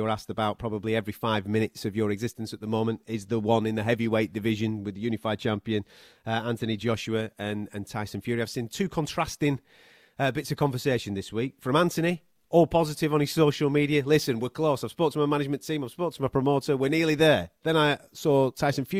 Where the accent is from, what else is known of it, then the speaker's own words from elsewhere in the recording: United Kingdom; as British fight fans